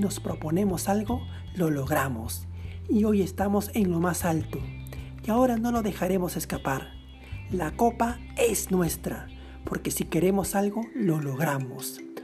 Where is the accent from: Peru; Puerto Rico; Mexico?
Peru; Así somos los peruanos.